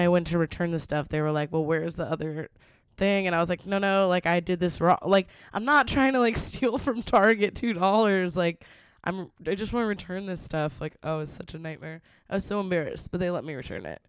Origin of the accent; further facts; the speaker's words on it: Texas, United States; growing up in Texas